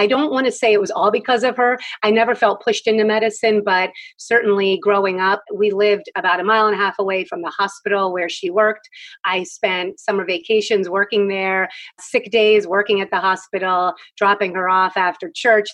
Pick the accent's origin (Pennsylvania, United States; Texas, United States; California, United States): Pennsylvania, United States; Philadelphia; moved away as an adult; now in Southern Maryland, United States; I grew up in Philadelphia.